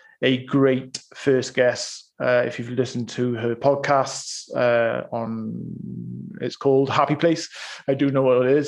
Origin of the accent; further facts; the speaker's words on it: Bridgend, Wales, United Kingdom; Bridgend, which is my hometown.